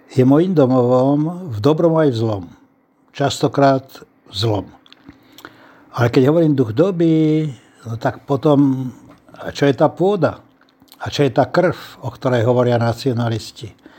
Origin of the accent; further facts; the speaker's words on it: Slovakia; first language Slovak; moved away as an adult; now in Prague, Czech Republic; moja materinská reč bola slovenčina a moje všetky zážitky, môj kultúrny kontext je slovenský